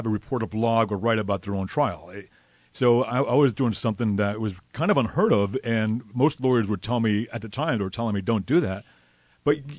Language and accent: English; Miami, Florida, United States; moved away as an adult; I'm born and raised in Miami.